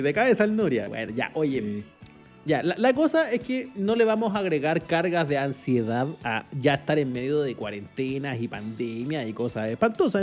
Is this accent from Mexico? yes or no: no; Chile